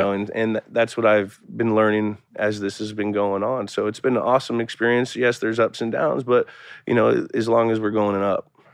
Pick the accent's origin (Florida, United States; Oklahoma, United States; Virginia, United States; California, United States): California, United States; Bay Area; moved away; also born or lived in Boston; I grew up in the Bay Area, so I was very accustomed to a pro sport team city area